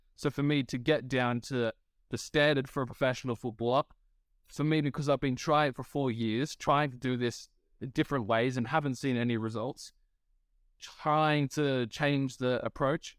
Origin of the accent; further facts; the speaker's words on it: Australia; as an Australian myself